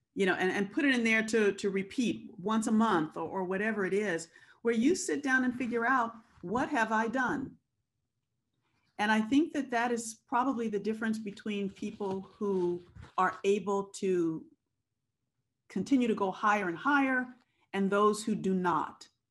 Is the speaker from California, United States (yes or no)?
yes; Compton, California, United States; I was born and raised in Compton, California